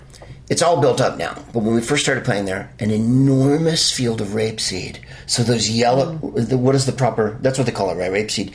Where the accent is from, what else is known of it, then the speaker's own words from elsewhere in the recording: San Carlos, California, United States; also born or lived in San Francisco; Because we're from San Francisco. And well, I'm from San Carlos.